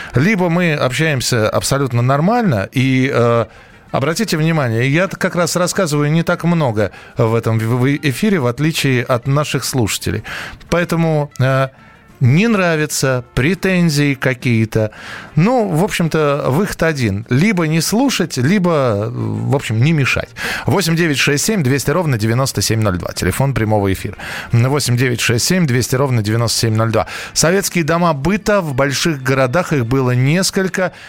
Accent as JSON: {"language": "Russian", "region": "Moscow", "country": "Russia", "tie": "born or raised there", "said": "я родился и вырос в Москве"}